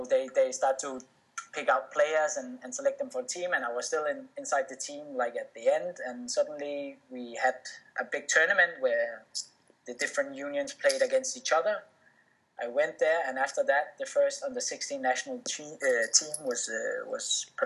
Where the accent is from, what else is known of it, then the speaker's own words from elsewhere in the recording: Denmark; I was born and raised in Denmark